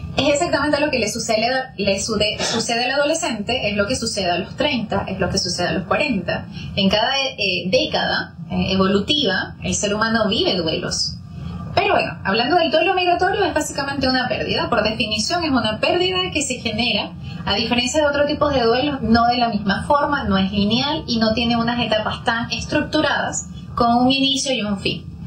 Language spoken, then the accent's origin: Spanish; Venezuela; moved away as an adult; now in Chile; desde 2016 que yo llegué a Chile, como muy bien me, presentaste, soy venezolana